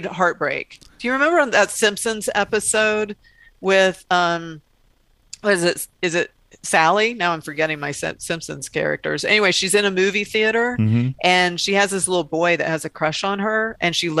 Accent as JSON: {"language": "English", "region": "the South", "country": "United States", "tie": "born or raised there", "said": "I grew up in the South where there would be some, you know, red faced preacher telling you that you're going to hell"}